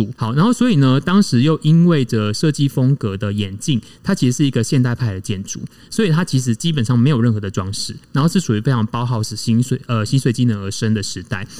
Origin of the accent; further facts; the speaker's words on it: Tainan, Taiwan; also born or lived in Taichung / Beijing / Shanghai / Bangkok; 我其实就是在国宅长大的小孩。我是在呃，因为我就住台南嘛，然后那个我爸妈结婚的时候，他们就搬到南区去住了，所以我从小就是住新兴国宅，哦，在那个呃东中华南路上面。